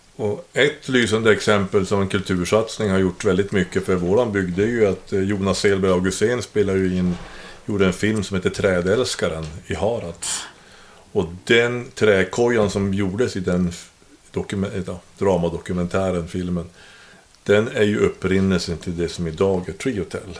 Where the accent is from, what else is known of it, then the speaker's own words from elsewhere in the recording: Norrbotten County, Sweden; jag kommer nästan från Kiruna, för det är typ 35 mil ifrån